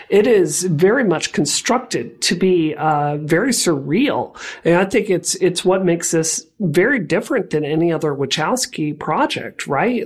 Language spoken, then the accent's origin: English; Mississippi, United States; I grew up queer in Mississippi